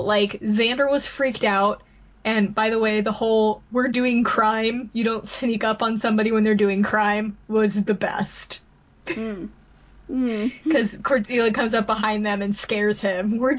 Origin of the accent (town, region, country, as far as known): United States